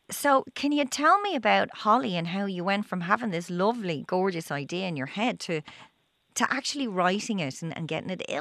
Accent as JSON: {"language": "English", "town": "Limerick", "region": "Munster", "country": "Ireland", "said": "I'm from Limerick."}